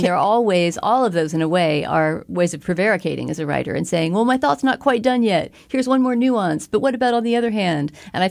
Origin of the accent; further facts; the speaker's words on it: Texas, United States; And I was interested to talk about that just because I'm from Texas and have never had a Texas accent.